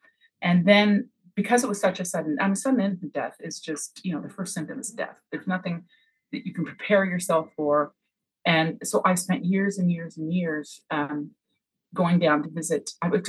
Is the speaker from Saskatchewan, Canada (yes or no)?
no; Montreal, Quebec, Canada; moved away as an adult; now in Cape Breton, Canada; I moved from Montreal to Cape Breton, as a young wife and mother, I didn't have family around me. And I used to write letters home to my family.